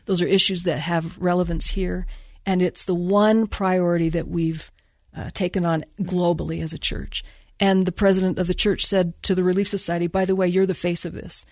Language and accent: English; Bountiful, Utah, United States; also born or lived in California; I grew up in Bountiful and I went to Bountiful High